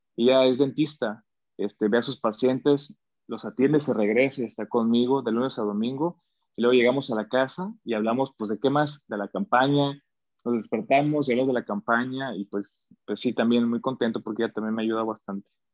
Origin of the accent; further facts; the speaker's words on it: Mexico; soy mexicano